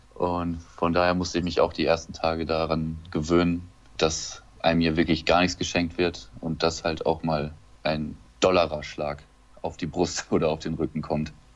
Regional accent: Lemgo, North Rhine-Westphalia, Germany; moved away as an adult; in Lemgo geboren und habe da sämtliche Jugendmannschaften durchlaufen in Lemgo.

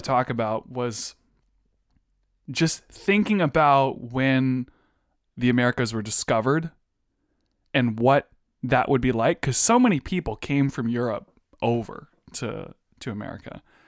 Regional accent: Virginia, United States; we're all from Virginia

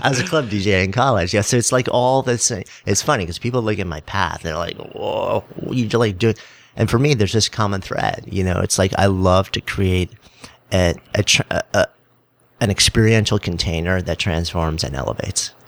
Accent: New York, United States; I'm a New Yorker

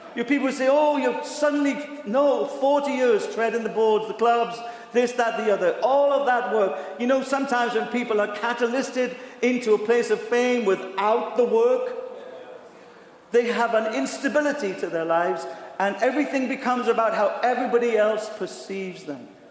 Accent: United Kingdom; accent: British

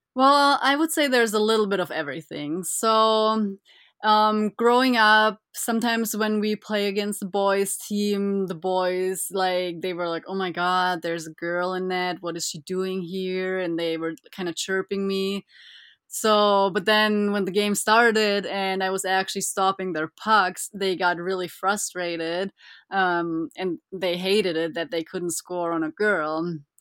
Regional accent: Füssen, Bavaria, Germany; I was born and raised in Germany

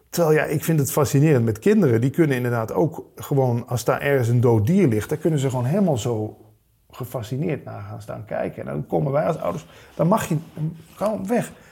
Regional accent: Limburg, Netherlands; Kom, hè, we komen allebei uit Limburg.

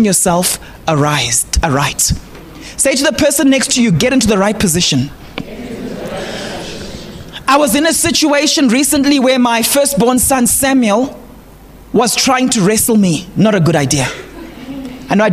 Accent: Zimbabwe; English is a second language; Those of us who come from Zim

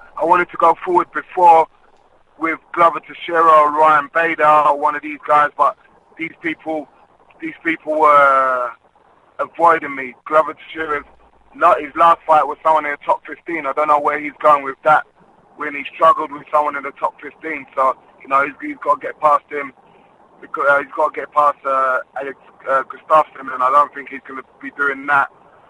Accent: London, United Kingdom; We're from London

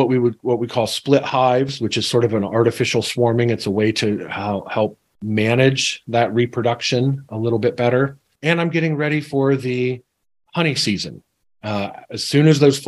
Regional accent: Central Ohio, United States; I was raised here in Central Ohio

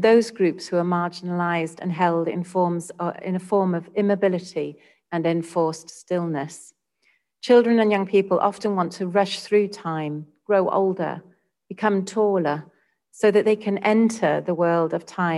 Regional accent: United Kingdom; now in Singapore; my home country of the UK

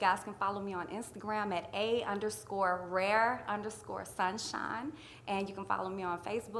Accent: Atlanta, Georgia, United States; moved away; I was born and raised in Atlanta

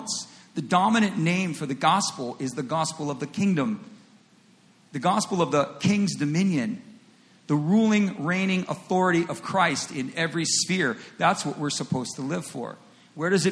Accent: United States; In the United States, and I'm an American

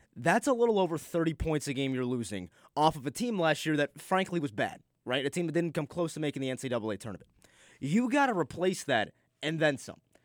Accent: Rochester, New York, United States; I'm from Rochester

